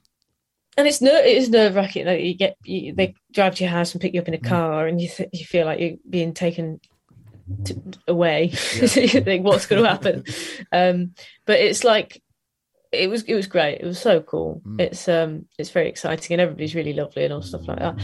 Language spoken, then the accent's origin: English; Nottingham, East Midlands, United Kingdom; we're all from Nottingham, my partner and I, and my friends were all from Nottingham